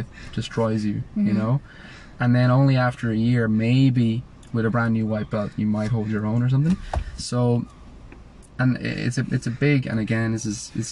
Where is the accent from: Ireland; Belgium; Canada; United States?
Ireland; growing up in Ireland, most people, you play football or Gaelic football